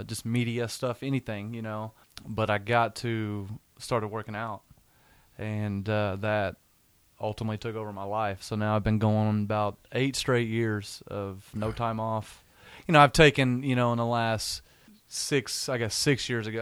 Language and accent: English; Weatherford, Oklahoma, United States; I'm from Weatherford, Oklahoma